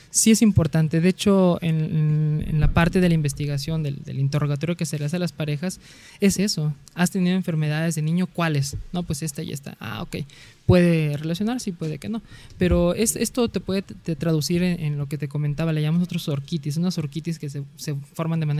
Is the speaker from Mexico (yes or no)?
yes; Coatzacoalcos, Veracruz, Mexico; Yo soy de Coatzacoalcos, Veracruz, hasta el sur ah. del estado.